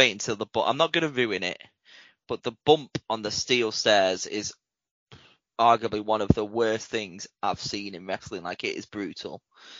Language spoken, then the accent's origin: English; Winnipeg, Manitoba, Canada; I'm from Winnipeg, you idiot.